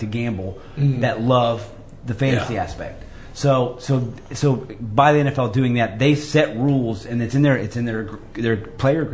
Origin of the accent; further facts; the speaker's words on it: Linton, Indiana, United States; I grew up in Greene County. We had one football team. It was Linton